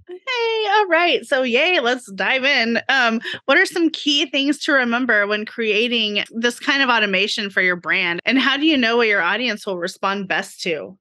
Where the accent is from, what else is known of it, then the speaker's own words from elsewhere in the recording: Oklahoma, United States; I grew up in Oklahoma